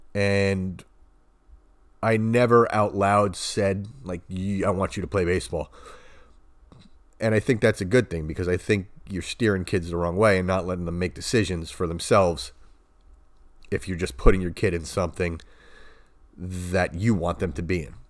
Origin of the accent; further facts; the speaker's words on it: Long Island, New York, United States; I grew up in the eighties in Long Island